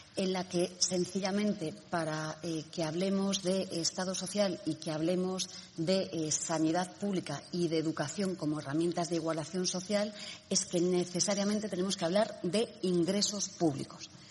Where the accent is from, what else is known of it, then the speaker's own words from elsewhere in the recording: Spain; en nuestro país